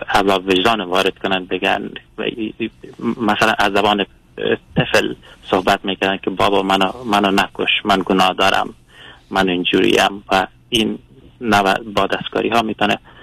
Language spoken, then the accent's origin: Persian; Afghanistan; moved away as an adult; now in Sweden; من از کشور سوئد زنگ میزنم اصالتا افغان افغانی هستم